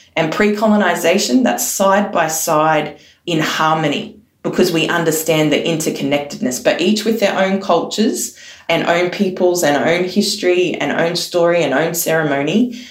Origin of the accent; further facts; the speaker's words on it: Yidinji country, Queensland, Australia; also born or lived in Gubbi Gubbi country, Queensland / Wakka Wakka nation (ancestry); now in Sydney, Australia; I've lived on Gubby Gubby country and I was born on Yindinji country and I live on Gadigal country today